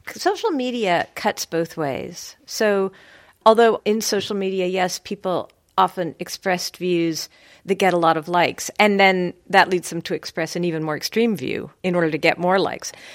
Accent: United States; moved away as an adult; now in Cambridge, United Kingdom; being an American, being from the American system

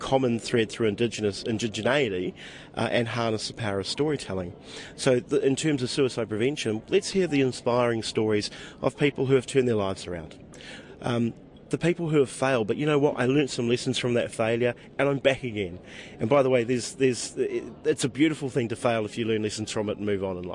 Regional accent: Matakana Island, Bay of Plenty, New Zealand; now in Australia; I'm from Matakana Island.

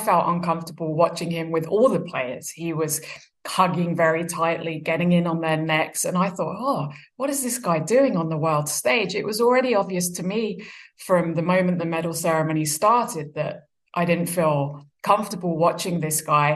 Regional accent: Brighton, South East England, United Kingdom; moved away as an adult; also born or lived in Australia / New Zealand; Brighton Hove Albion, which is where I grew up in England

